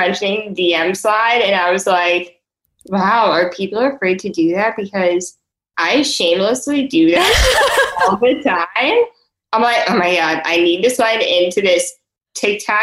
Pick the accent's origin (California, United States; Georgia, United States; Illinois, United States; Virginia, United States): Illinois, United States; Chicago; I'm 26 years old, and I'm from Chicago.